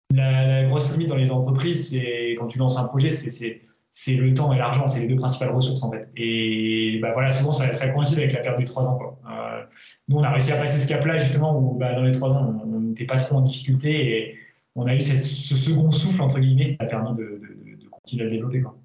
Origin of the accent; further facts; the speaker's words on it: Auvergne-Rhône-Alpes, France; moved away as an adult; also born or lived in Villefranche-sur-Saône; ma région natale, d'Auvergne